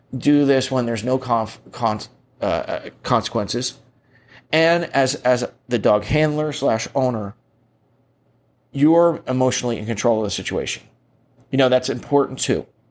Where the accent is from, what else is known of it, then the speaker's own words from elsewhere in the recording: United States; I'm an American